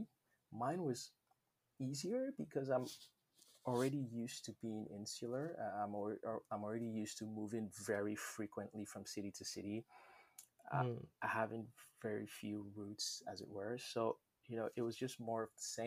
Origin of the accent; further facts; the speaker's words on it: Nigeria; moved away; When I was growing up in Nigeria, I always felt like an outsider, even when I lived in my own country